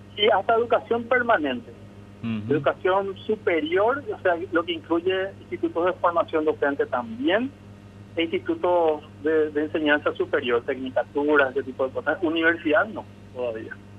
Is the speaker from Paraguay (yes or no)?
yes; Paraguay